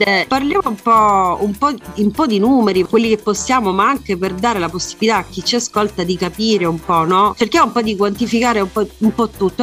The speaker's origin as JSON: {"language": "Italian", "town": "Messina", "region": "Sicily", "country": "Italy", "said": "sono messinese"}